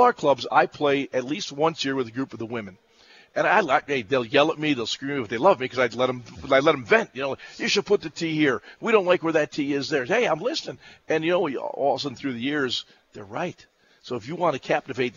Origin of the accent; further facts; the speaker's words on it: Lackawanna, New York, United States; I grew up in Lackawanna, New York, which is a suburb of Buffalo